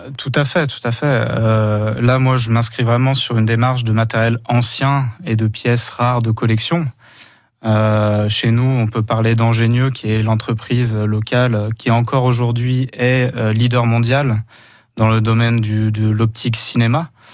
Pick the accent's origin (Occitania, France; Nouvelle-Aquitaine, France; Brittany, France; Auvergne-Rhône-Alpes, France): Auvergne-Rhône-Alpes, France; Saint-Étienne; moved away as an adult; also born or lived in Franche-Comté; me voilà de retour dans ma région d'origine à Saint-Étienne